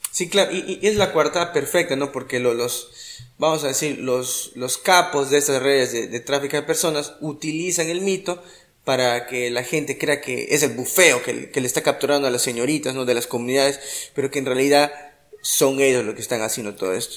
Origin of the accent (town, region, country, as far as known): Iquitos, Loreto, Peru